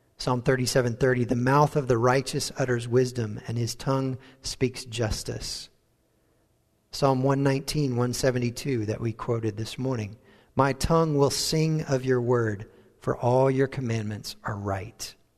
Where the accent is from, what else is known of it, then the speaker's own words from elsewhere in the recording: United States; accent: American; moved away as an adult; also born or lived in Wales; our American accent